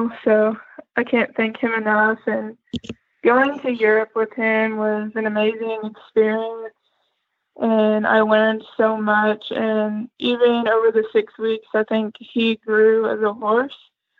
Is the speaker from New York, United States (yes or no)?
no; Kentucky, United States; I'm from Kentucky. Great state. I'm 20 years old